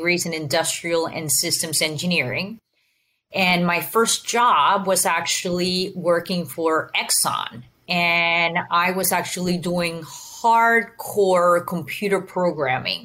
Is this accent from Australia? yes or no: no; Venezuela; moved away; also born or lived in Houston area; I was born and raised in Venezuela. So I speak Spanish